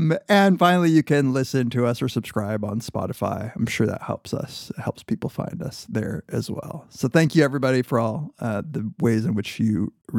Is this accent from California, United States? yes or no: yes; Inland Empire, California, United States; moved away; I'm from the Inland Empire